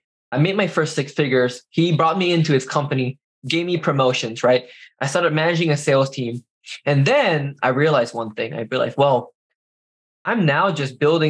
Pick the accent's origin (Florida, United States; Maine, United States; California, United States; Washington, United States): Washington, United States; Seattle; moved away as an adult; also born or lived in Carbondale, Illinois; I grew up in Seattle, Washington.